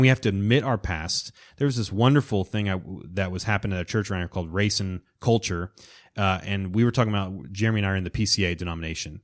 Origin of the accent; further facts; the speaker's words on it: Florida Panhandle, United States; I grew up in the Panhandle of Florida